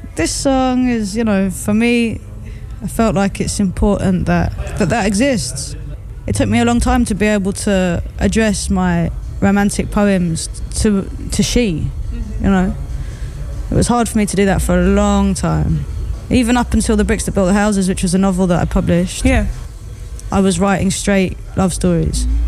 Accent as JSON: {"language": "English", "country": "United Kingdom", "said": "as a Brit"}